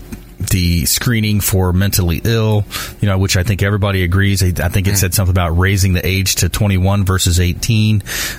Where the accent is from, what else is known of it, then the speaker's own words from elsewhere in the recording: LaBelle, Florida, United States; growing up in South Florida, LaBelle